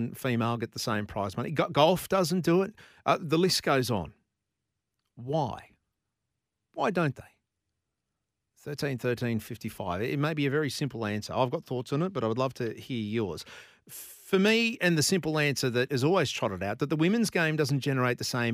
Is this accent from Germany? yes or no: no; Brisbane, Queensland, Australia; I was born in Brisbane. I grew up in Brisbane, and I grew up playing soccer.